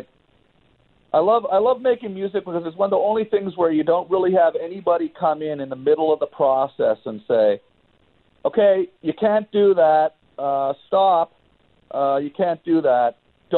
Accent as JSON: {"language": "English", "town": "Ottawa", "region": "Ontario", "country": "Canada", "tie": "born or raised there", "moved": "as an adult", "lives_now": "Los Angeles, United States", "said": "growing up in Ottawa"}